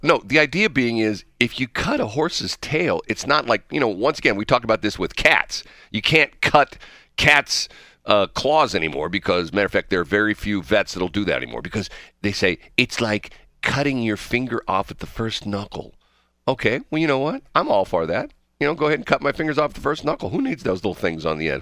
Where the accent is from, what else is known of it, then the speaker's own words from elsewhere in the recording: St. Louis, Missouri, United States; I'm from the Saint Louis area